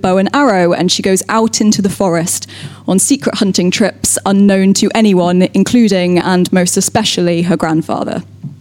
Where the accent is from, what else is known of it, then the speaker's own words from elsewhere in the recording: North Somerset, South West England, United Kingdom; I'm from North Somerset